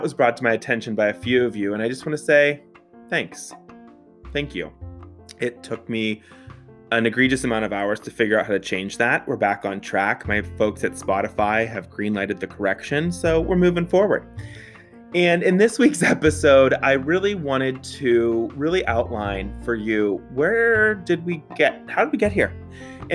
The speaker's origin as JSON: {"language": "English", "town": "Pittsburgh", "region": "Pennsylvania", "country": "United States", "tie": "born or raised there", "said": "So I grew up in the South Hills of Pittsburgh. So shout out 412, born and bred, makes me a Yinzer"}